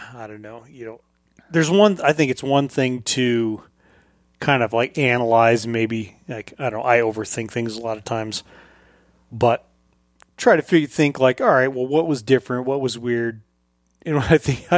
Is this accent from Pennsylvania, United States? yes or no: no; Colorado, United States; moved away; when I grew up in Colorado